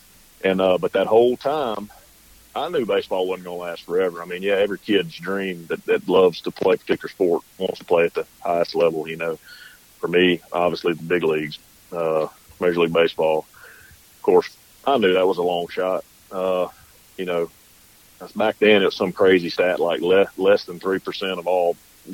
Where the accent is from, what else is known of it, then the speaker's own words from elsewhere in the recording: Centerville, Mississippi, United States; we were raised in Southwest Mississippi.